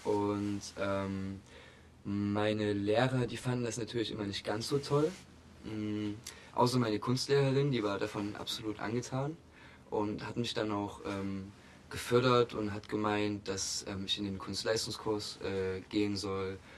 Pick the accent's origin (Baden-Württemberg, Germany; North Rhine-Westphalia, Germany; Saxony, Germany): Saxony, Germany; Augustusburg; now in Leipzig, Germany; ursprünglich komme ich aus der Nähe von Chemnitz